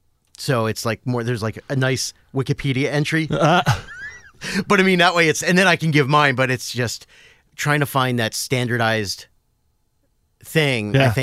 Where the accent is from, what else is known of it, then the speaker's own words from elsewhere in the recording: Willow Grove, Pennsylvania, United States; Philadelphia, okay, originally. Right. Outside in the suburbs, a little town called Willow Grove.